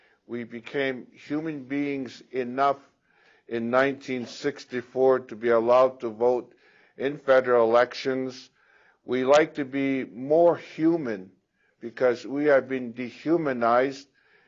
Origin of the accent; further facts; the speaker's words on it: Ghana; now in Canada; I'm from Ghana.